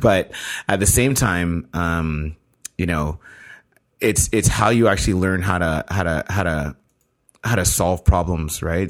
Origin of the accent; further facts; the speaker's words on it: Canada; being Canadian